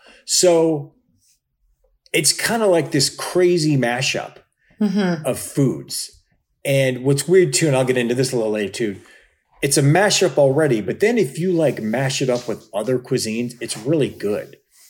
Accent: Cleveland, Ohio, United States; also born or lived in Chicago; now in Los Angeles, United States; I grew up in Cleveland in the 80s.

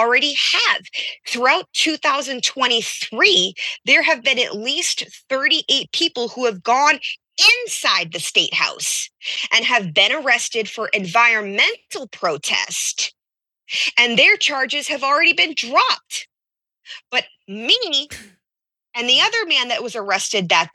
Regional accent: Peabody, Massachusetts, United States; also born or lived in Randolph, Massachusetts; I'm originally from Peabody, Massachusetts, but I lived in Randolph during the time.

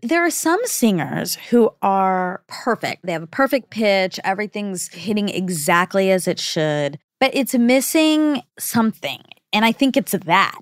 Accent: United States; also born or lived in India (ancestry); I'm both American and Indian.

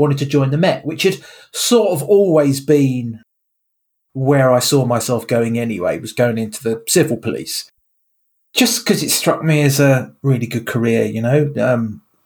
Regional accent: Sevenoaks, South East England, United Kingdom; I grew up in Kent, in a place called Seven Oaks

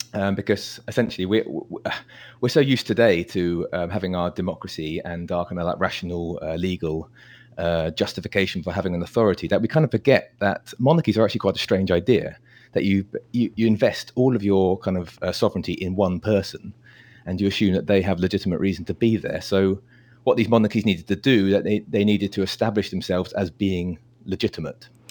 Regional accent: United Kingdom; I'm, I'm British

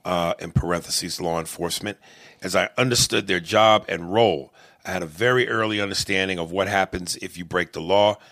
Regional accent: Bronx, New York, United States; I grew up poor in the Bronx on welfare with my grandmother.

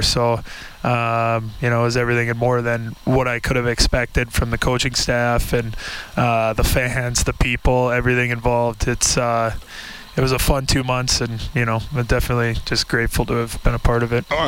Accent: Minnesota, United States; moved away; I come from Minnesota, and I'm used to hockey culture

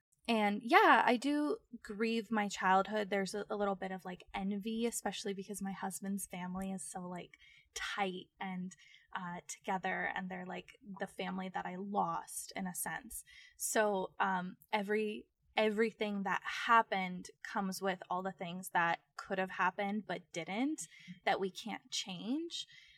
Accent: Phoenix, Arizona, United States; growing up in North Phoenix in a way, which is also like a very privileged place in certain pockets, you know, the Scottsdale, Arizona that so many people think of was also a part of my reality.

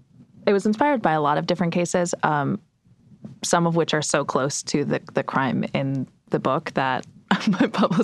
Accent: United States; as an American

